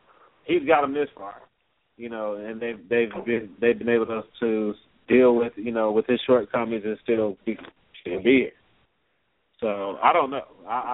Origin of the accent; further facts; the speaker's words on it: Chicago, Illinois, United States; I'm from Chicago.